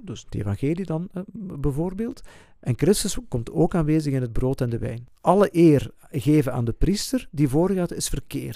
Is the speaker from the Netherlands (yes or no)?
no; Flanders, Belgium; bij ons in Vlaanderen